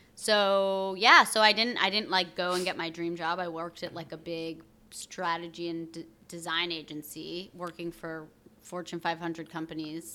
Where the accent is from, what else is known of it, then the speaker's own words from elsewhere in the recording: outside of Burlington, Vermont, United States; now in New York, United States; I grew up in Vermont, a lot of skiing